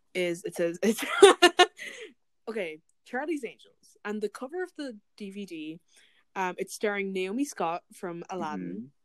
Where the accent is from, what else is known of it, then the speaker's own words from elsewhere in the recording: Ireland; as an Irish person